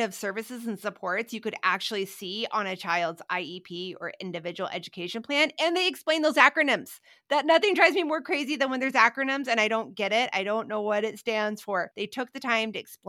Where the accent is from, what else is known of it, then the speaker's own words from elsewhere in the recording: Midwest, United States; growing up in the Midwest